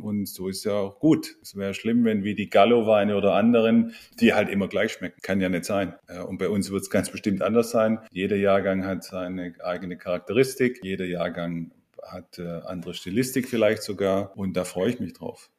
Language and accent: German; Ludwigsburg, Baden-Württemberg, Germany; moved away; Ich komme ursprünglich aus der Ludwigsburger Ecke